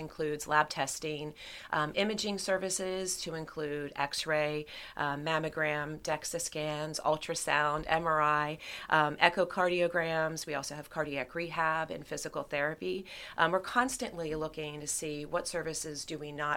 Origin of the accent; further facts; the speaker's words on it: Reading, Pennsylvania, United States; moved away as an adult; now in Lancaster, United States; I grew up in outside of Reading, Pennsylvania